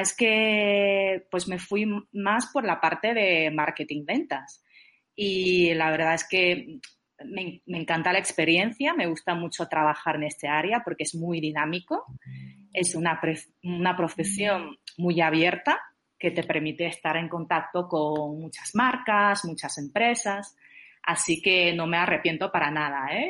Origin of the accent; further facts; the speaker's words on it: China; moved away; yo nací en China, pero ya llevo mucho tiempo fuera del país